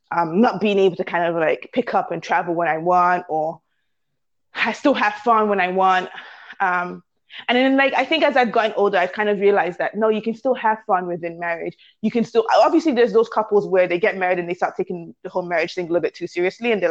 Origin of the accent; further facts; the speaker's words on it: Canada; I'm Nigerian British. once I got to London, I was like, no, I'm Nigerian Canadian.